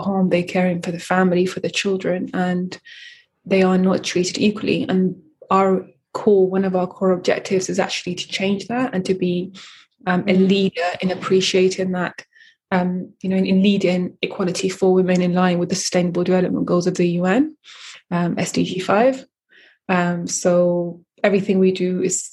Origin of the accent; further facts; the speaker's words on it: London, United Kingdom; also born or lived in Eritrea / Sudan; I was born in Eritrea. I lived in Sudan for 9 years and then I grew up in London, Northwest London.